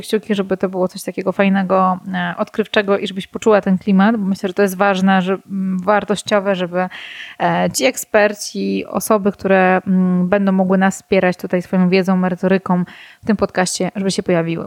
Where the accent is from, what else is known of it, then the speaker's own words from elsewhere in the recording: Warsaw, Masovian Voivodeship, Poland; moved away as an adult; now in Ełk, Poland; Urodziłam się oryginalnie w Warszawie. Od ośmiu mniej więcej lat mieszkam na Mazurach w Ełku